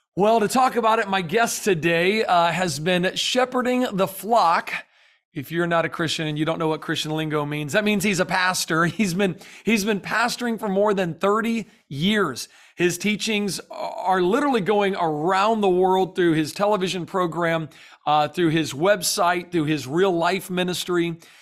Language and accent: English; the South, United States; now in Florida, United States; I'm from the South